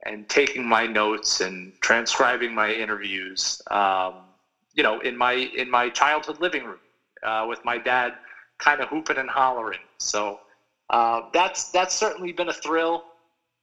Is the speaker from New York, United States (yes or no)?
yes; North Massapequa, New York, United States; I grew up in North Massapequa and I'm lucky enough to still live here.